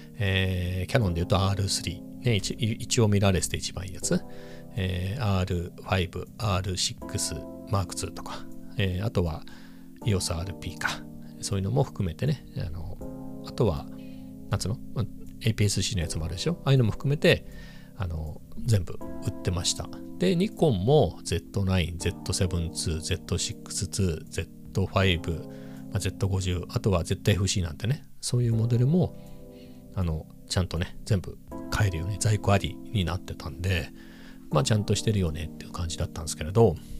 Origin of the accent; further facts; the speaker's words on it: Ibaraki, Japan; 僕なんかは茨城生まれで、親両方茨城生まれ